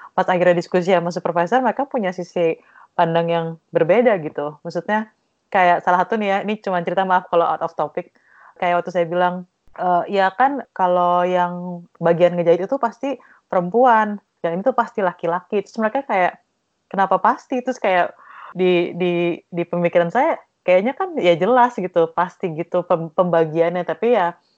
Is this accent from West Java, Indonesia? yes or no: no; East Java, Indonesia; saya dari Jawa Timur